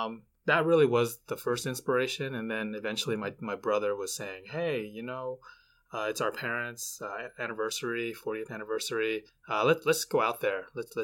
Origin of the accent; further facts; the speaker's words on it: United States; since I was born here in America and he wasn't.